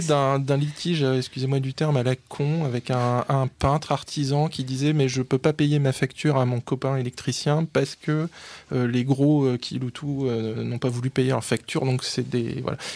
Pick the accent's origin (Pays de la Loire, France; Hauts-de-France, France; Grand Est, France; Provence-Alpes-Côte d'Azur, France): Hauts-de-France, France; the North; je suis un babache, je viens du Nord